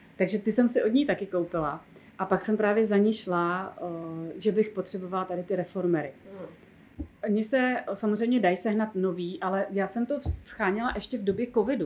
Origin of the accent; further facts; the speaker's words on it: Bohemia, Czechia; also born or lived in Prague; tady u nás v Čechách